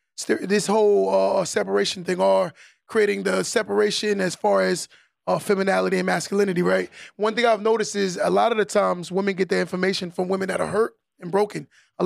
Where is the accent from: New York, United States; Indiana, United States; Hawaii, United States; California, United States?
New York, United States; Nassau; I'm from Nassau